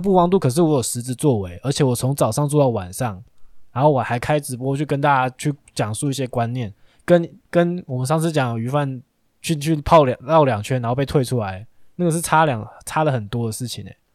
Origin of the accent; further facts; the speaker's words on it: Taiwan; 我们台湾